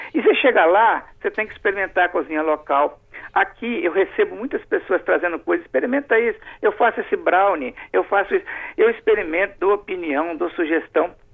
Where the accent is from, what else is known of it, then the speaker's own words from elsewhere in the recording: Alegre, Brazil; eu sou de Alegre